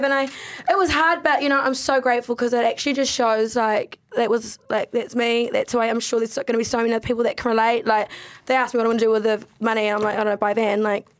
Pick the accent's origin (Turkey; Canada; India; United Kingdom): United Kingdom; But I really want a Mercedes because I'm a British bitch.